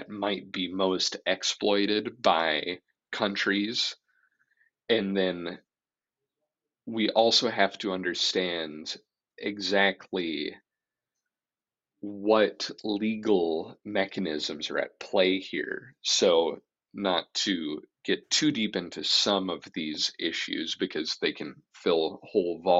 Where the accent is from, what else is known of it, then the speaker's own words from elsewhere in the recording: Iowa, United States; I'm from Iowa